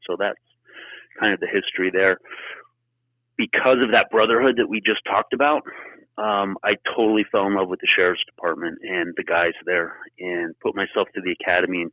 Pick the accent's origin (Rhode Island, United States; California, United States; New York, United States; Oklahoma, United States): California, United States; Los Angeles; also born or lived in Springville, California; I grew up in West Los Angeles, in kind of the nice part of town, so to speak, more affluent part of LA, and just kind of grew up surfing and diving and doing that whole cliche California kid thing.